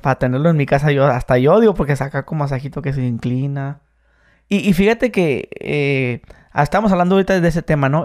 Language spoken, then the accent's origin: Spanish; Mexicali, Baja California, Mexico; Yo soy de Mexicali